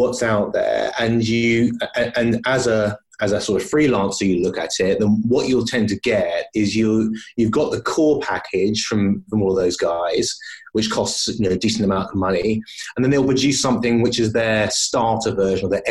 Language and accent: English; London, United Kingdom; moved away as an adult; now in Edinburgh, United Kingdom; I was born in London, grew up in London, moved around a little bit since, and really my journey up to Scotland was based on moving up here with my young family